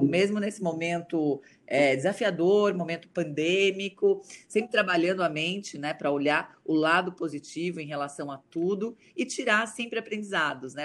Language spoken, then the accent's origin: Portuguese; Santo André, São Paulo, Brazil; moved away; also born or lived in Alphaville; eu venho de Santo André, da periferia de Santo André